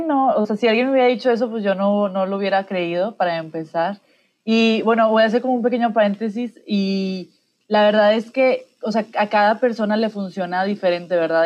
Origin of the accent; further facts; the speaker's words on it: Mexico; todos somos mexicanos